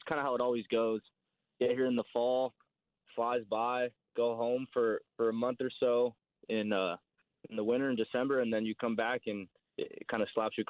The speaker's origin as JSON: {"language": "English", "town": "El Paso", "region": "Texas", "country": "United States", "tie": "born or raised there", "moved": "as an adult", "lives_now": "Wichita, United States", "said": "I'm from El Paso, Texas, born and raised. Not used to be small. It's kind of growing city in West Texas, kind of borders New Mexico and then Mexico as well."}